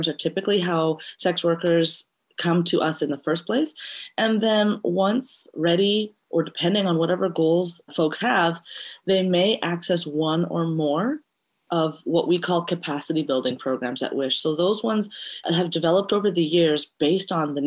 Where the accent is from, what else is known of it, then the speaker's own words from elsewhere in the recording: Montreal, Quebec, Canada; also born or lived in Eritrea; now in Vancouver, Canada; We are from Eritrea, which is in East Africa, and I was raised in Montreal and now make Vancouver my home